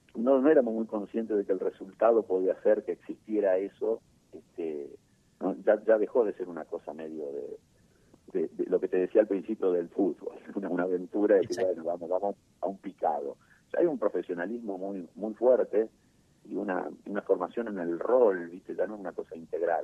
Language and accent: Spanish; Argentina; also born or lived in Buenos Aires Province; yo nací en San Lorenzo y Callao, y siempre viví por esa zona